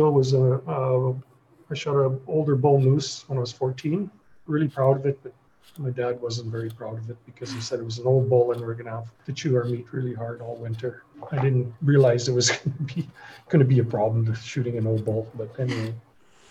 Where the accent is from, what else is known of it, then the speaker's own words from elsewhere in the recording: The Pas, Manitoba, Canada; now in Winnipeg, Canada; I'm originally from the Paw. I grew up on one side of the river and the reserve was on the other.